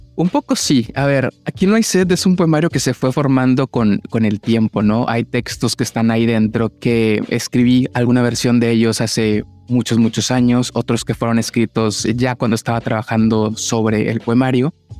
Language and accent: Spanish; Monterrey, Nuevo León, Mexico; soy de Monterrey